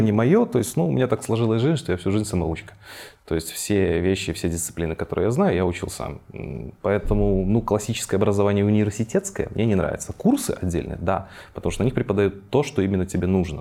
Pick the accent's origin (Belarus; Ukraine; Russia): Belarus; Minsk; Родился я в Минске, соответственно, здесь и рос, и развивался